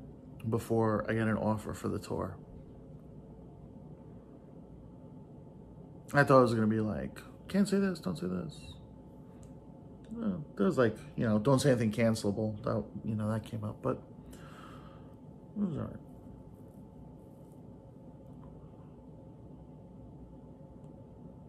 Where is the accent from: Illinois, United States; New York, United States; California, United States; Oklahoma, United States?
Oklahoma, United States; I'm from Oklahoma. I live in Oklahoma.